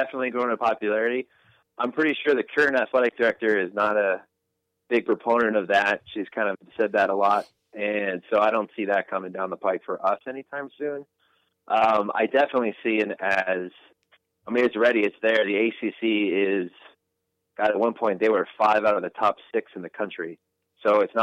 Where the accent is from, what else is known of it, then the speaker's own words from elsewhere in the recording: New Jersey, United States; moved away as an adult; also born or lived in Boston; now in North Carolina, United States; I'm from New Jersey